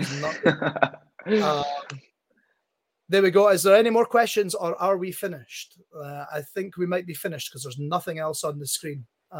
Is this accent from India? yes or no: no; Scotland, United Kingdom; I'm from Scotland.